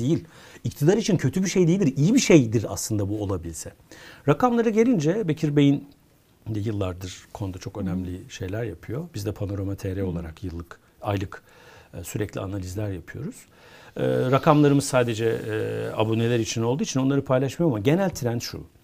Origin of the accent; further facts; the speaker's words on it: Konya, Turkey; Ben bir Konyalıyım.